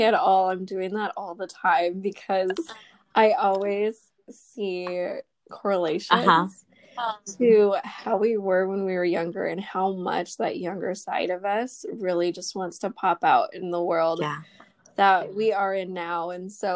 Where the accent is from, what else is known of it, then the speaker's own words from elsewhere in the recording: United States; I'm Vietnamese American and I am also an oldest daughter.